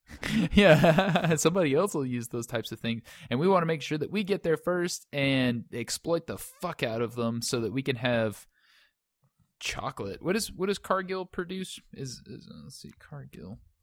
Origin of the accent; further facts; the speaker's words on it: United States; as an American